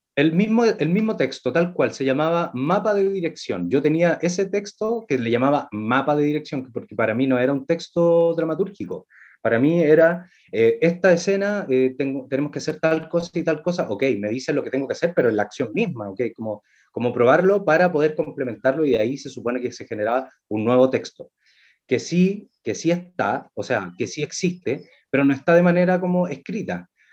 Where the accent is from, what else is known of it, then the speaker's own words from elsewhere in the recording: Valparaíso, Chile; soy de Valparaíso